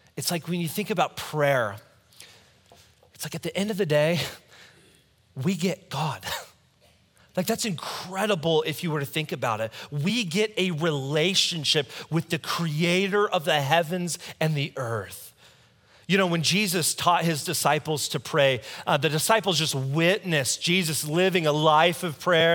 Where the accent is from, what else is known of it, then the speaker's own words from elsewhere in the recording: United States; I'm American.